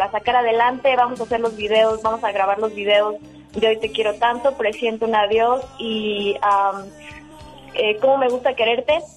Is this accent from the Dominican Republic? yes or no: no; Oaxaca, Mexico; moved away as an adult; also born or lived in Los Angeles; soy originaria de aquí de Oaxaca, soy oaxaqueña.